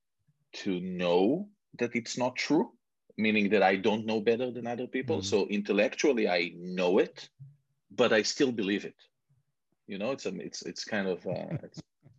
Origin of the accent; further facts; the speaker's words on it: Israel; moved away as an adult; also born or lived in Canada / London; now in United States; some people can hear from my accent that I was born and raised in Israel. I've been here in the US for about 15 years, a little bit in Canada before